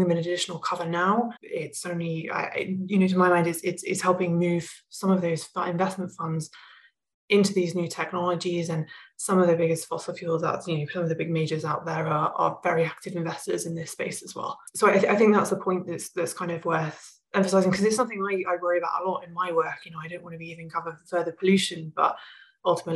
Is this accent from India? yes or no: no; England, United Kingdom; moved away as an adult; also born or lived in Rocky Mountains, Canada; now in Canada; I was born and raised in England and moved out to Canada, to the Rocky Mountains several years ago.